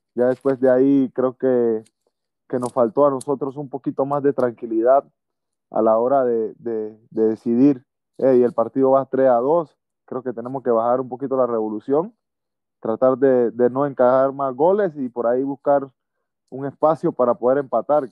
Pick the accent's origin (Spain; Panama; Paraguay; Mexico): Panama